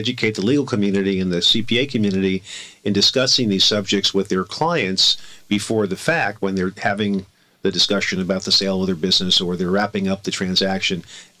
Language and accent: English; Miami, Florida, United States; also born or lived in Boston; now in California, United States; I came out here from Miami, Florida, and passed the California bar after attending law school